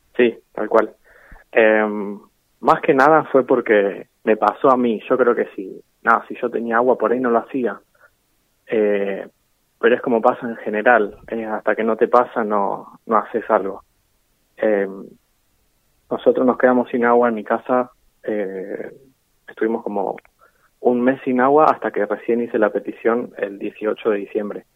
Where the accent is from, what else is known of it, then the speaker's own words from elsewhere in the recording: Necochea, Buenos Aires Province, Argentina; soy de Neco desde siempre, no nací acá, pero vivo acá y es la ciudad que amo.